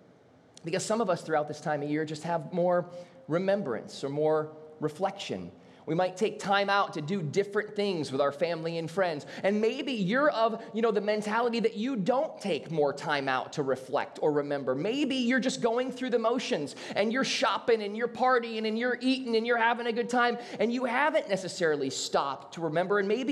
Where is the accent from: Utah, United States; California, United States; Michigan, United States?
Michigan, United States; Southeast; now in South Florida, United States; we're from Southeast Michigan